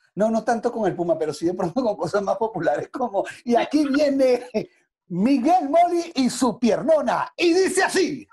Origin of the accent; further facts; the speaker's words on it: Caracas, Capital District, Venezuela; Yo vengo de un sector popular, yo nací en San José, allí en Caracas, ¿no? Y de allí fui a la Candelaria